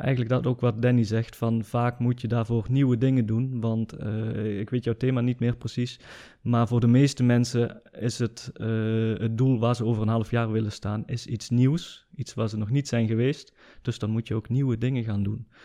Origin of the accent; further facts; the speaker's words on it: Germany; ik ben een Nederlander die in Duitsland is geboren en opgegroeid